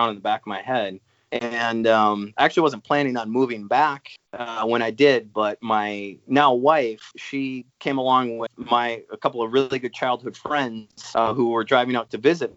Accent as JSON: {"language": "English", "town": "Eau Claire", "region": "Wisconsin", "country": "United States", "tie": "born or raised there", "also_born_or_lived": "Rhode Island / upstate New York", "said": "I grew up in Eau Claire, Wisconsin"}